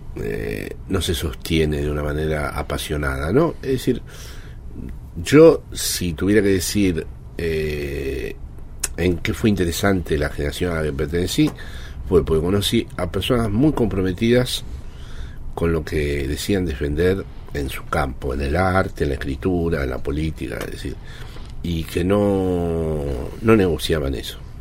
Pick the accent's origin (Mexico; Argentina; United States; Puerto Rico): Argentina; now in Spain; siempre digo que soy argentino